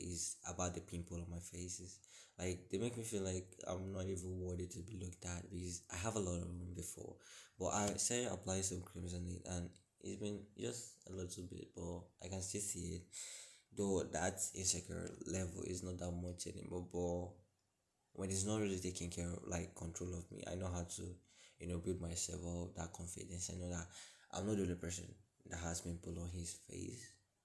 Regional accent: Imo, Nigeria; also born or lived in Lagos; I'm from a state in Nigeria called Imo State

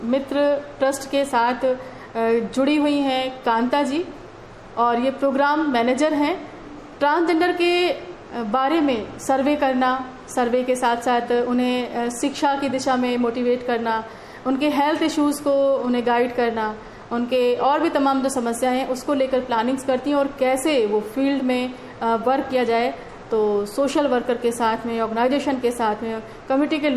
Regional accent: Muzaffarnagar, Uttar Pradesh, India; मैं यूपी मुजफ्फरनगर से बिलोंग करता हूँ

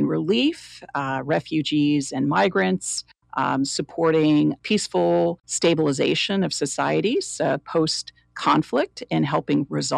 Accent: Chapel Hill, North Carolina, United States; I was the first member of my entire family born in the United States in the great state of North Carolina, where we were one of a handful in the university town of Chapel Hill

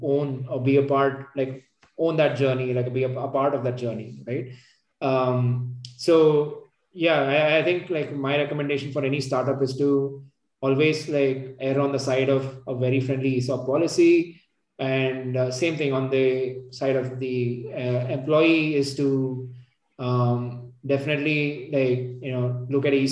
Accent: Bangalore, Karnataka, India; moved away as an adult; also born or lived in Gurgaon; So my my hometown and my folks are at Bangalore.

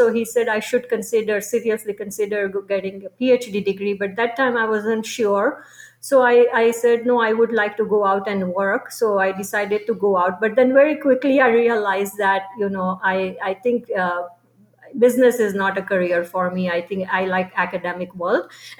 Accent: India; moved away as an adult; also born or lived in Chicago, United States; now in United States; Okay, I was born and raised in India

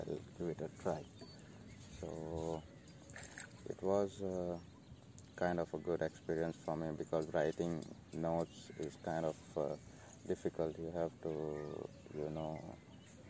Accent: Goa, India; I'm from India, Goa

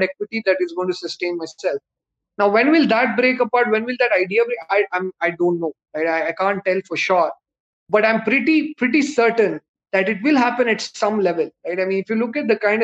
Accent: Bangalore, Karnataka, India; I'm a South Indian. I'm from Bangalore. My Hindi is terrible

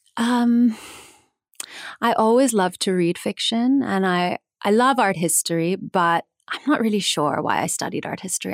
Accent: New Jersey, United States; I grew up in New Jersey.

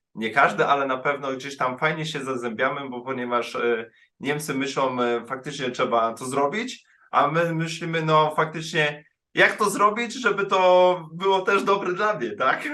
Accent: Poland; moved away as an adult; now in Germany; ja jestem Polakiem

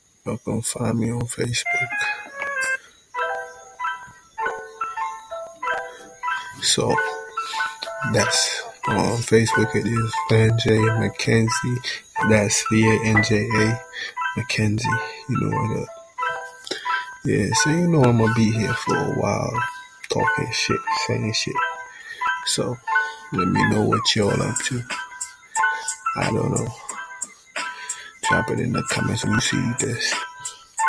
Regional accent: Jamaica; I'm from Jamaica. That's where I was born and raised

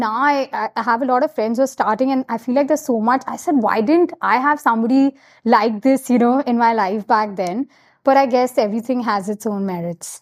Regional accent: Kolkata, West Bengal, India; moved away as an adult; also born or lived in United States; now in Mumbai, India; I grew up in Calcutta, and I'm so proud about, like, you know, just being from Calcutta.

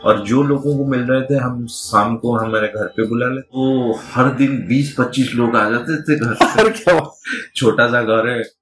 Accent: Puri, Odisha, India; born there; बचपन में उड़ीसा का पूरी जो जगन्नाथ की

